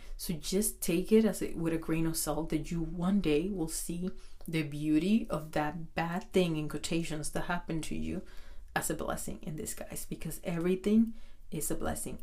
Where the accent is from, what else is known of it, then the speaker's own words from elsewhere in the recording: Dominican Republic; I'm from Dominican Republic